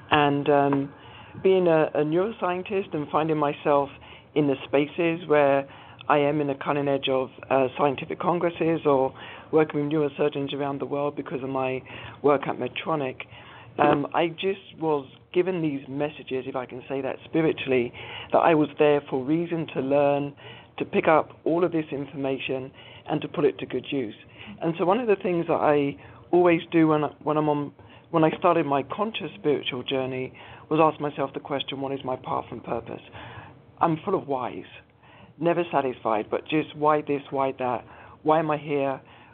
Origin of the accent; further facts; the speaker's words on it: London, United Kingdom; So born and bred in London to two Caribbean parents, father Jamaican, mother St. Lucian, they both migrated to the UK in the 50s or the early 60s.